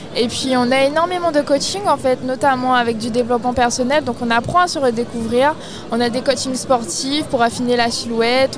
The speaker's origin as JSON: {"language": "French", "town": "Basse-Terre", "country": "Guadeloupe", "tie": "born or raised there", "said": "Je viens de Basse-Terre, originaire de la Guadeloupe"}